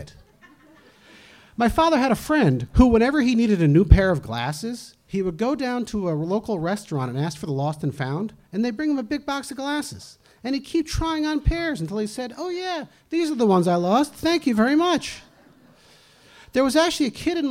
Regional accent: New Jersey, United States; now in Easthampton, United States; I grew up in New Jersey, where if you're not actively scamming someone, someone is scamming you.

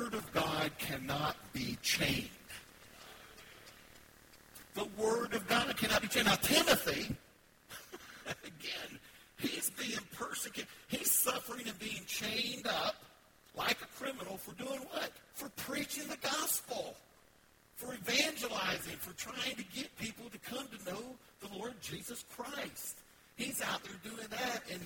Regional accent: the South, United States; I'm from the South. I can say ain't

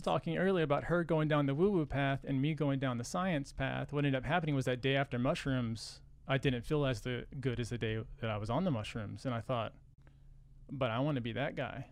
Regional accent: Texas, United States; We're from Texas

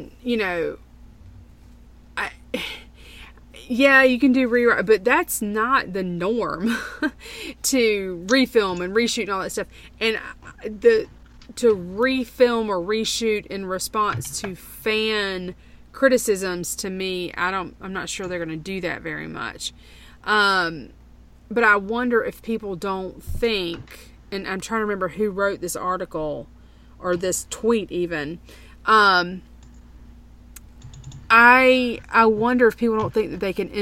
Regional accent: United States; as an American in general

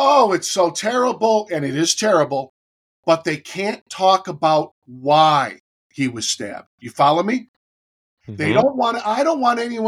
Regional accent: Amherst, New York, United States; I grew up in a very Jewish area in outside Buffalo, New York

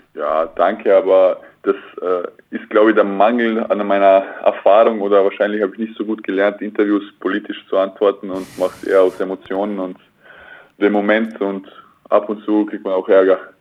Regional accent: Klagenfurt, Carinthia, Austria; now in Oldenburg, Germany; ich bin 1000 Kilometer weg von Klagenfurt, mhm. also meiner Heimatstadt

